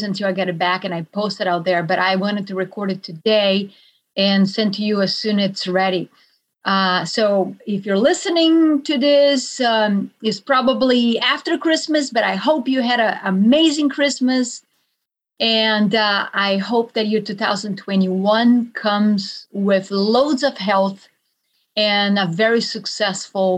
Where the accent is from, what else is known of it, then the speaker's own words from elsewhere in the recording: Brazil; moved away; I am from Brazil.